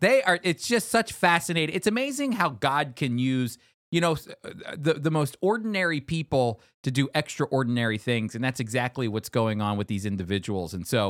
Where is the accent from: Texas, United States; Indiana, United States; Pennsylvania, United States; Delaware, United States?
Texas, United States; Dallas; now in New Jersey, United States; So they were coming from the Netherlands. We came from Dallas.